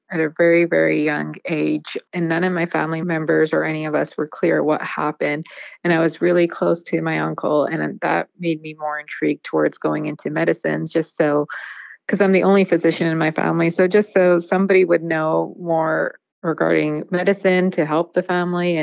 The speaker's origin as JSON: {"language": "English", "country": "Canada", "tie": "born or raised there", "also_born_or_lived": "India / Atlanta, Georgia / Fresno, California", "moved": "as an adult", "lives_now": "Bay Area, United States", "said": "I did all of my undergrad in Canada because I was born and raised there"}